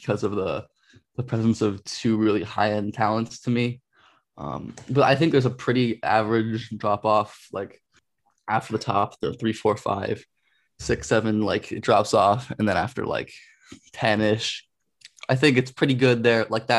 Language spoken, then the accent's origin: English; Los Angeles, California, United States; I grew up and I'm from Los Angeles area.